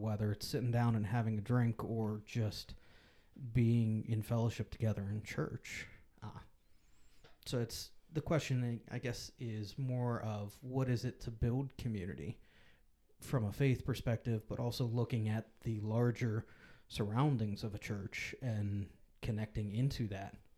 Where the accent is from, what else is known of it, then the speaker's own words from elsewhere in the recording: Pittsburgh, Pennsylvania, United States; now in Lebanon, United States; I grew up in Pittsburgh